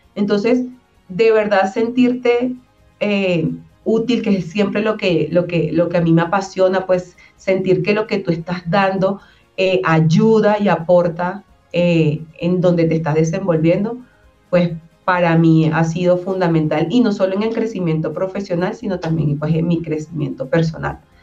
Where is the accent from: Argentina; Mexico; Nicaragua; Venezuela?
Venezuela; moved away as an adult; now in Colombia; se enteran que soy venezolana una vez que hablo